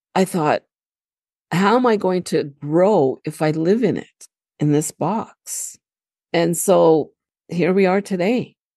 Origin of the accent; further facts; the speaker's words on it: Canada; also born or lived in Lebanon (ancestry); I was born and raised in Canada, so, you know, I'm very Canadianized, Americanized.